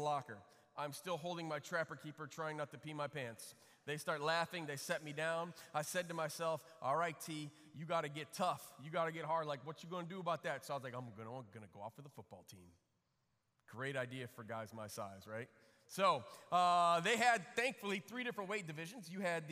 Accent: Flint, Michigan, United States; also born or lived in Chicago, Illinois; I grew up in Flint, Michigan, other side of the state. Lived in Chicago when I was a kid through third grade, and then just before fourth grade, my parents moved to Flint

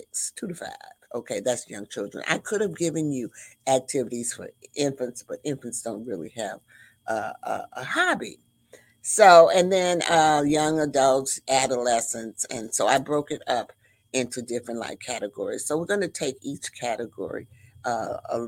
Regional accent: the South, United States; I was raised in the South

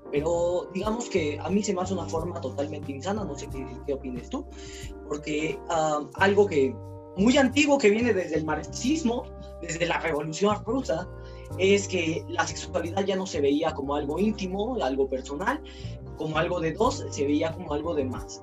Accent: Mexico; siendo mexicanos

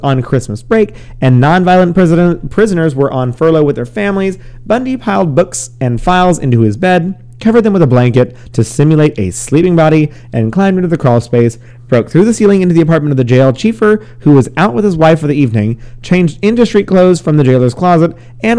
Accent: Chicago, Illinois, United States; I'm from Chicago

